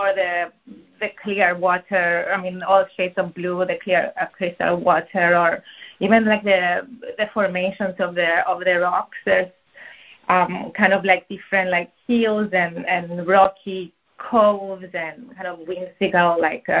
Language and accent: English; Cyprus; now in Brooklyn, United States; I went back to Cyprus, which is where I grew up